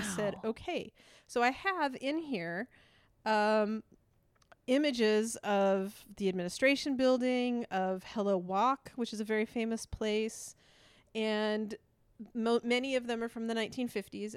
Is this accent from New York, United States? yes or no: no; Idaho, United States; first language English; I'm from Idaho